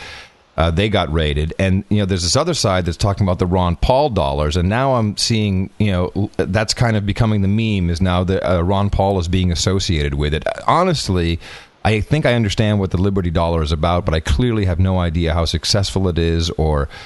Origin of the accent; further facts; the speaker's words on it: Netherlands; now in England; I grew up in Holland